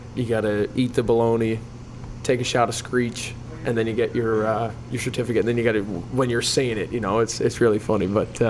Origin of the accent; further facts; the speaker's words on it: Newfoundland and Labrador, Canada; being a Newfoundlander